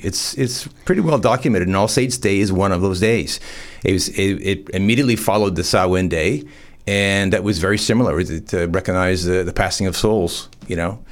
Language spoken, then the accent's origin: English; farm town north of Toronto, Ontario, Canada; moved away as an adult; also born or lived in Bondi; now in Newcastle, Australia; growing up in Canada, uh, about an hour on a f, farm town north of Toronto